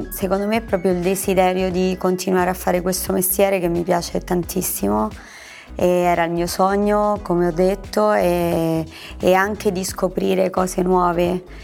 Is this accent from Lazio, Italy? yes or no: yes; Anzio, Lazio, Italy; cucina romana perché sono di Anzio.